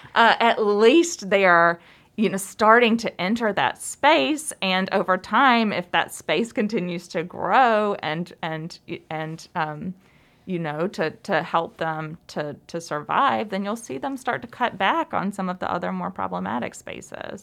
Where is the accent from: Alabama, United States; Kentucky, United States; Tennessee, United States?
Alabama, United States; moved away; I'm from Alabama